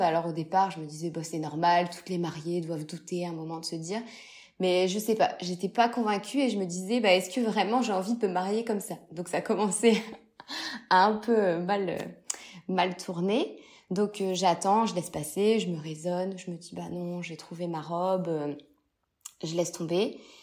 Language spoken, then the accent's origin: French; Lille, Hauts-de-France, France; je suis de Lille